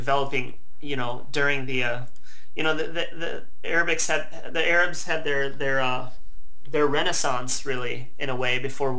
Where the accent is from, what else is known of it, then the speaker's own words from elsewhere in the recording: Midwest, United States; moved away as an adult; also born or lived in Milwaukee, Wisconsin / Portland; In being American and coming from and living in such a privileged sort of country